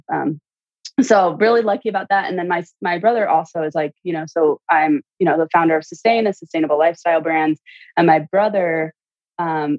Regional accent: central Illinois, United States; I grew up in Illinois, central Illinois

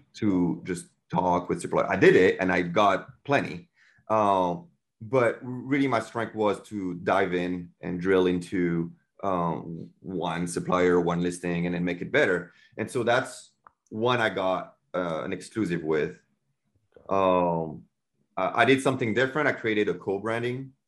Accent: France; English is a second language; moved away as an adult; now in United States; I'm from France and English is not my first language.

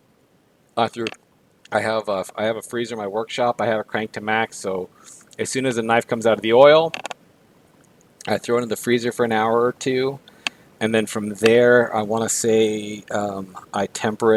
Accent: Guadalajara, Jalisco, Mexico; moved away; I grew up in Guadalajara

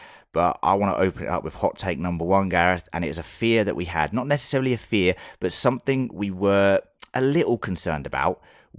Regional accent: United Kingdom; being British

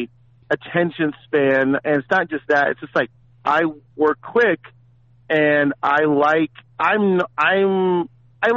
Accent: San Francisco, California, United States; I'm from Frisco

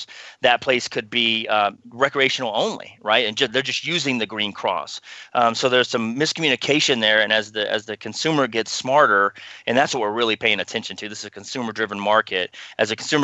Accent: Texas, United States; we grew up in Texas

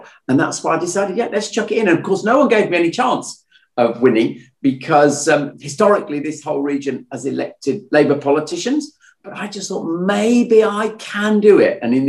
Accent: Birmingham, West Midlands, United Kingdom; moved away as an adult; also born or lived in London; I am a Brummie through and through. My parents were both Brummies, my grandparents, all four of them Brummies. So it was deeply, deeply in my blood. But obviously, I'd been away in London doing my John Lewis stuff. And I'd returned to the West Midlands, in a sense, in 2011.

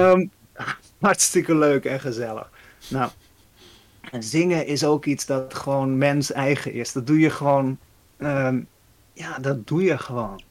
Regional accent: Netherlands; ik als Nederlander

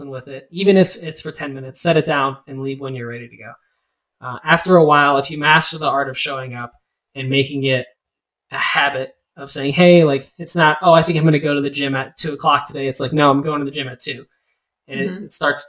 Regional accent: Lakewood, Ohio, United States; now in Bowling Green, United States; I was born and raised in Lakewood, Ohio

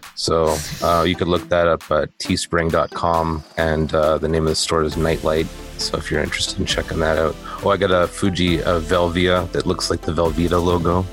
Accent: Canada; I am Canadian

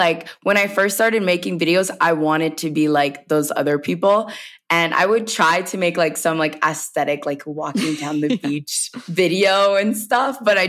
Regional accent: the South, United States; And I come from the South. So everyone, it's like storytelling is really big in the South

